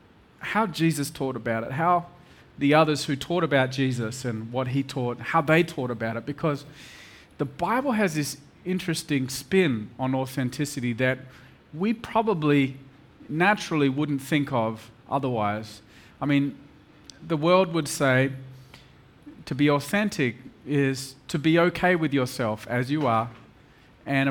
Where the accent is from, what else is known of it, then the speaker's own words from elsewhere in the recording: Perth, Western Australia, Australia; moved away as an adult; now in Mumbai, India; I come from Perth, a little city of 2 million people, little Perth boy